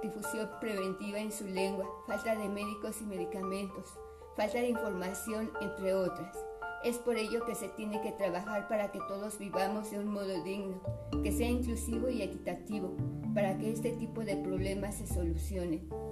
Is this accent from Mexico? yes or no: yes; Mexico; todos somos mexicanos